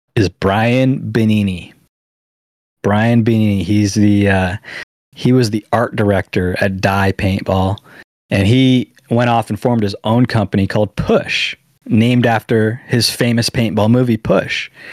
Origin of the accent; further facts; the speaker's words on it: San Diego, California, United States; my hometown san diego